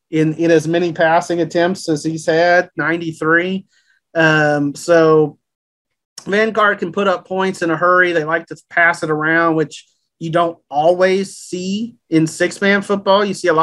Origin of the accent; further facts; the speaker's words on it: Brenham, Texas, United States; now in Waco, United States; So when I first moved to Waco and started working at the Trib in 98, I'm coming from Brenham, Texas. We did not have a Chick-fil-A in Brenham